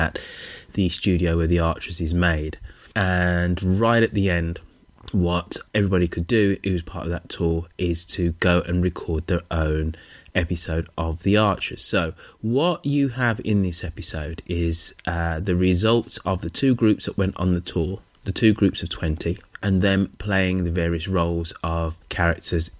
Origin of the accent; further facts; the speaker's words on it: Birmingham, West Midlands, United Kingdom; my hometown of Birmingham